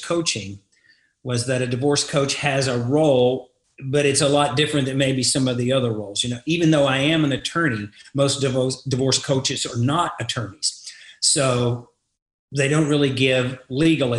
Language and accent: English; Groves, Texas, United States; moved away as an adult; also born or lived in Galveston, Texas / Beaumont, Texas; now in Dallas, United States; I'm a native Texan. I come from Southeast Texas, a small town called Groves